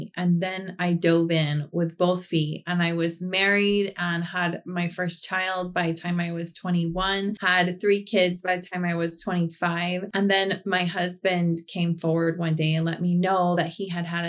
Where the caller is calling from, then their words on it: Reno, Nevada, United States; Reno, Nevada.